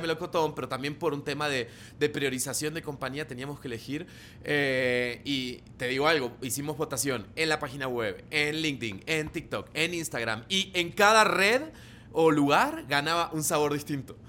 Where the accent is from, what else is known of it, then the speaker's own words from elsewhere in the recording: Argentina; moved away as an adult; now in Colombia; soy argentino, vivo hace nueve años en Colombia